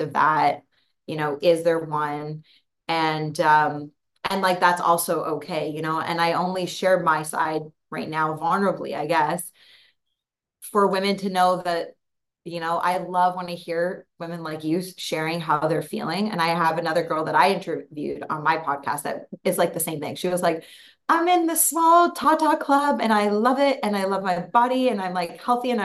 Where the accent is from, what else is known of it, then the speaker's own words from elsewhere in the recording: just outside of Toronto, Ontario, Canada; moved away as an adult; also born or lived in Hawaii; now in Costa Rica; I'm from Toronto, just outside of Toronto originally.